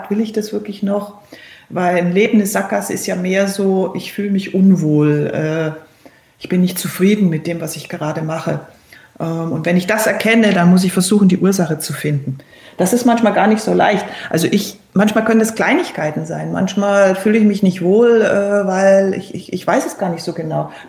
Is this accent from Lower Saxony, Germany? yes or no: no; Berchtesgaden, Bavaria, Germany; born or raised there; also born or lived in Cologne